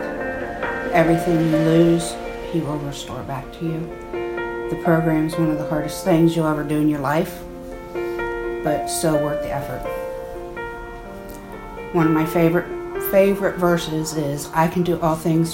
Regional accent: Newark, United States; I am from Newark

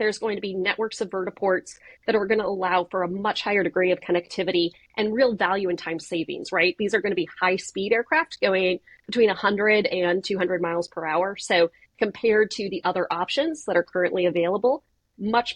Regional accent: California, United States; I'm from California

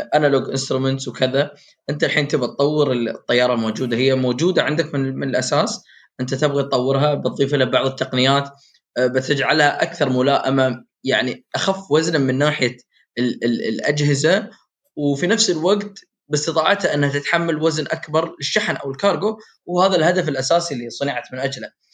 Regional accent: United Arab Emirates; عندنا في الامارات

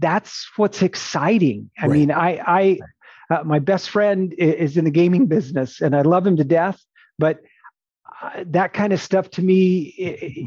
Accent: Phoenix, Arizona, United States; I'm a city boy. I grew up in Phoenix

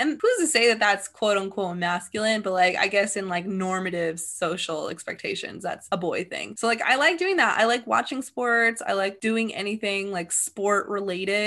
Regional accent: California, United States; I was born and raised in California

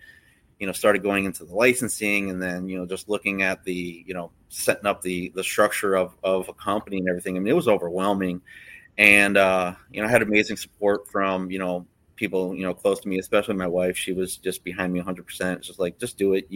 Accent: Florida, United States; I wasn't born here, but I was definitely raised here

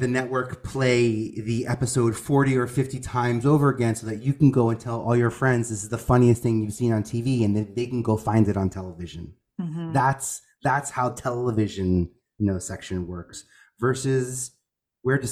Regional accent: New York, United States; I'm originally from New York.

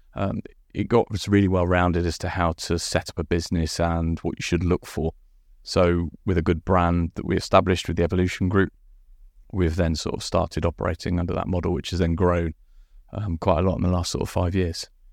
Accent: Guernsey; moved away as an adult; also born or lived in Winchester / London; I'm from Guernsey.

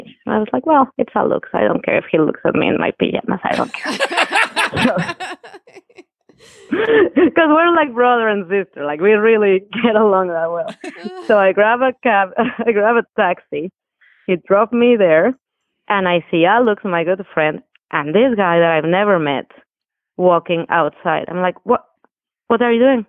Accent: Mexico City, Mexico; moved away as an adult; We're both from Mexico City.

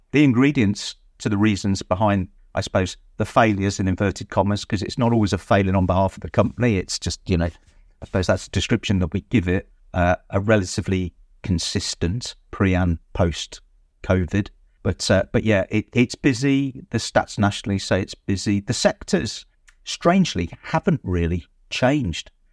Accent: Droitwich, West Midlands, United Kingdom; I am actually born and bred in Droitwich

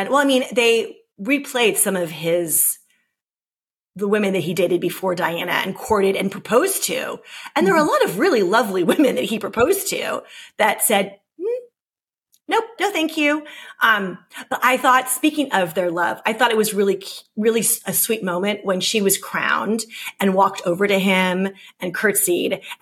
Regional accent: United States; As an American

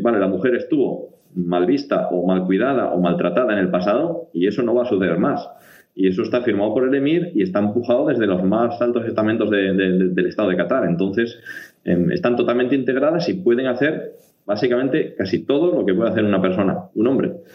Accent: Asturias, Spain; moved away; como somos los asturianos

